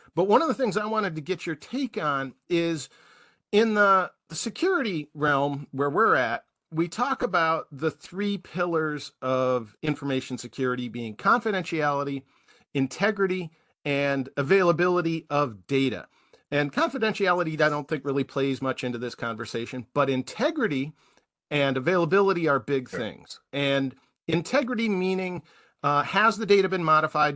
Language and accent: English; Milwaukee, Wisconsin, United States; I'm from Milwaukee